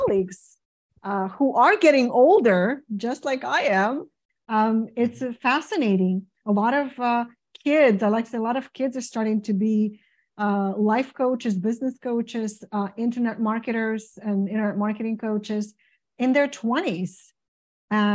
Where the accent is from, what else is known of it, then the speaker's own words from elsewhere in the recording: Ukraine; moved away as an adult; now in United States; I came originally from Ukraine in 1992 as a music teacher, as a classical musician